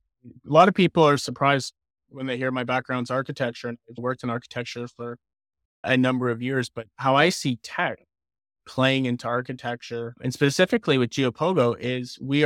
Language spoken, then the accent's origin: English; Windsor, Ontario, Canada; also born or lived in Timmins; And I grew up in Windsor, or teenage years in Windsor, and went to Riverside High School and then St. Clair College, studied architecture. And then as soon as I graduated, I moved to Timmins, Ontario.